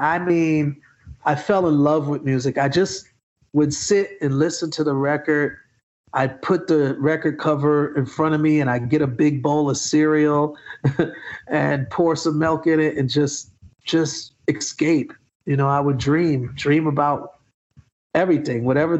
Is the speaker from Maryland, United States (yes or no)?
no; Atlanta, Georgia, United States; We're from Atlanta.